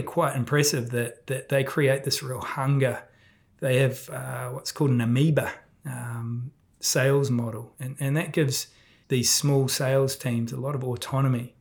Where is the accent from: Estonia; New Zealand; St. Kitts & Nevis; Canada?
New Zealand; being a Kiwi